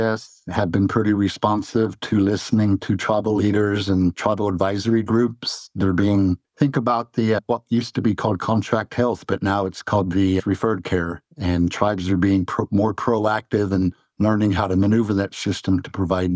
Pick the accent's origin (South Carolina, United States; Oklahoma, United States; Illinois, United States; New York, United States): Oklahoma, United States; Deer Creek; now in Norman, United States; I am from Western Oklahoma, rural Western Oklahoma, from a Cheyenne community called Deer Creek, and just raised traditional